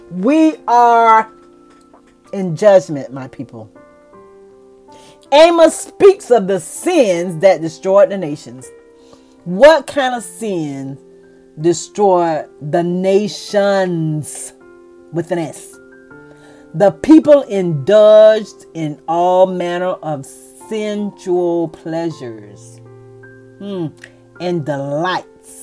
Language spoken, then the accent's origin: English; United States; I am an American